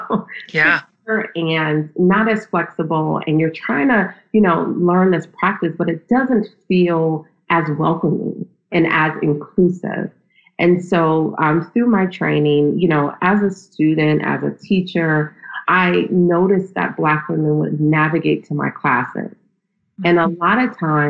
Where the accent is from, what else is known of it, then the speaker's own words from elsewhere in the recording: Akron, Ohio, United States; moved away as an adult; also born or lived in Nashville, Tennessee; now in New York, United States; I was raised in Akron, Ohio